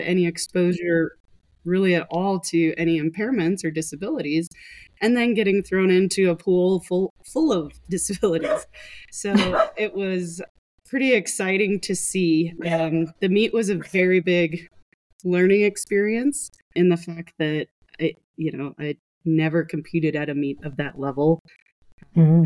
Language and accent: English; Montana, United States; I grew up in Montana, which is not the swimming metropolis of the world